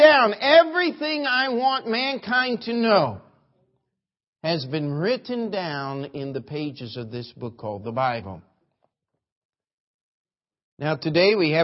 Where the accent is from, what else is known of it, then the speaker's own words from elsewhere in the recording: Maryland, United States; the church I grew up in Maryland